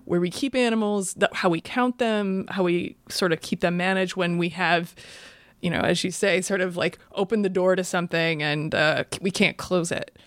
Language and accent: English; Iowa, United States; moved away; I'm from Iowa originally